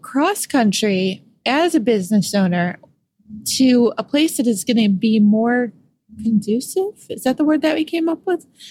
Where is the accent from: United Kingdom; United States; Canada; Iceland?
United States; Rochester, New York; moved away; I'm from Western New York myself. I'm from Rochester